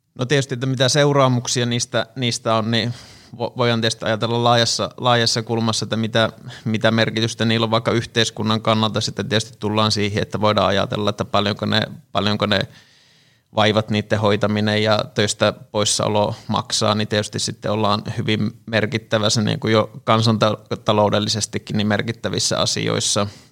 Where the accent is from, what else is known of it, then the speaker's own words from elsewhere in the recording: Tampere, Pirkanmaa, Finland; olen tamperelainen fysioterapeutti